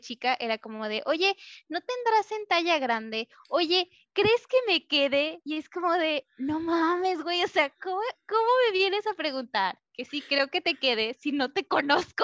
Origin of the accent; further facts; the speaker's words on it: Mexico; yo soy mexicana